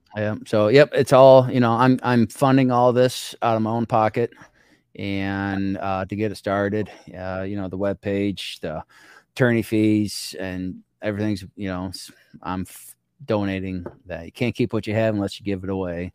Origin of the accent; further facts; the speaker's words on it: small community on the Illinois River, United States; my hometown, small community, no stoplights in it and we're on the Illinois River